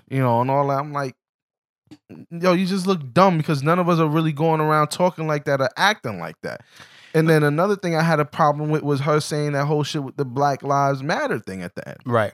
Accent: New York City, New York, United States; I'm from the Bronx, but Harlem was actually a place I would run through often.

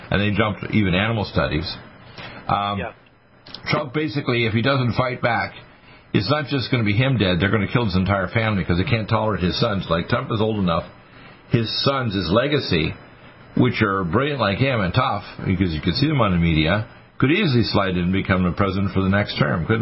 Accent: Detroit, Michigan, United States; I was born in Detroit, Michigan 69 years ago, this coming February 15th

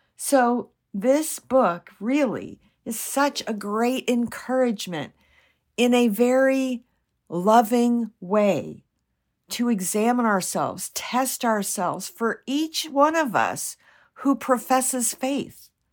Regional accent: United States; I'm not Jewish and I'm an American.

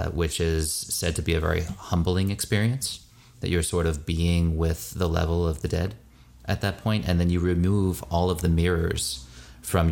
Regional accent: United States; I grew up as an American Jew in the Reconstructionist movement

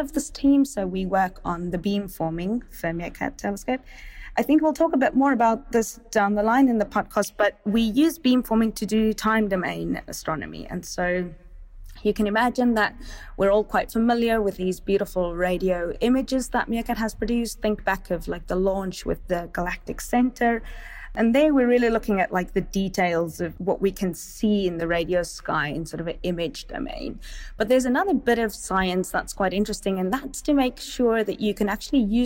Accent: Stellenbosch, Western Cape, South Africa; I grew up in Stellenbosch

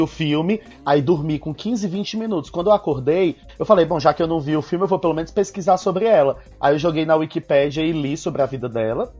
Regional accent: Ceará, Brazil; Eu nasci em 87 no Brasil, no Ceará, então um pouco longe.

